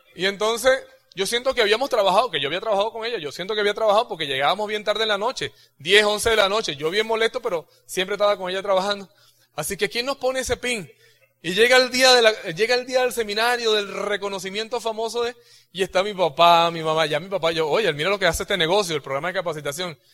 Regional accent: Venezuela; moved away; cuando yo tenía 17 años, yo presenté en tres, en tres organismos de, los, militares allá en, esta, en, Venezuela

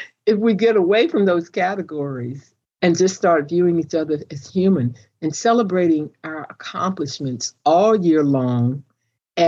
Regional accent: United States; I am an American, because that's what I am

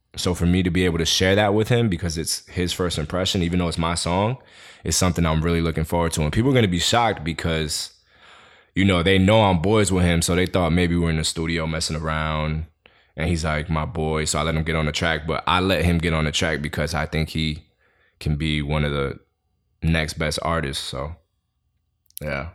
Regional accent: New York City, New York, United States; I was born and raised in Queens.

